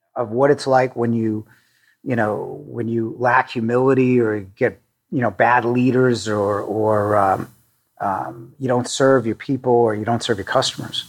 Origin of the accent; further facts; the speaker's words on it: Needham, Massachusetts, United States; I grew up in a suburb of Boston in uh, Needham, Massachusetts.